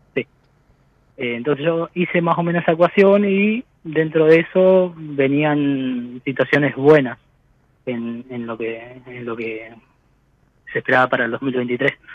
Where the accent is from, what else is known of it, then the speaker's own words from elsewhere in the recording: Santa Cruz, Argentina; Soy de la Cera Santa Cruz